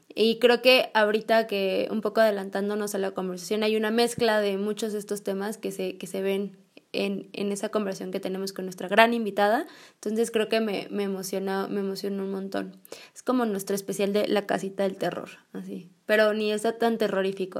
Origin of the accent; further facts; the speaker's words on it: Mexico; en México, bueno, tenemos esta celebración del Día de Muertos